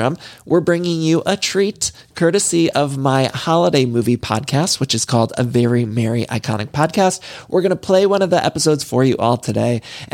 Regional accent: Cleveland, Ohio, United States; my hometown, Cleveland, Ohio

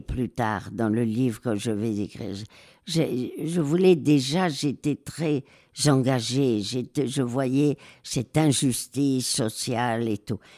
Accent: Madrid, Community of Madrid, Spain; moved away; also born or lived in Marseille / Alsace; j'ai été élevée euh, à Madrid après le divorce de mes parents

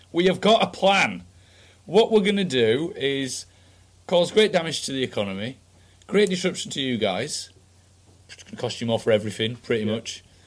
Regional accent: United Kingdom; I grew up outside London where people drive a bit quicker

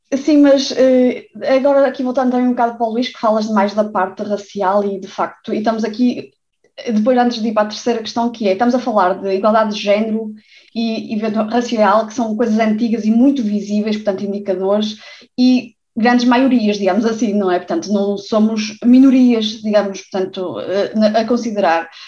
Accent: Portugal; eu cresci em Portugal

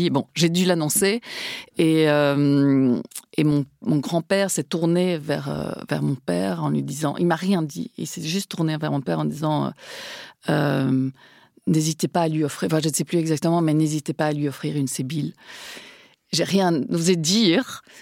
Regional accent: Spain; Parce que je suis espagnole, pardon.

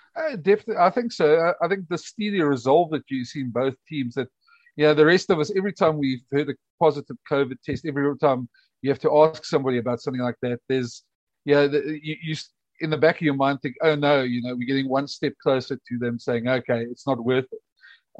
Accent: South Africa; as a South African

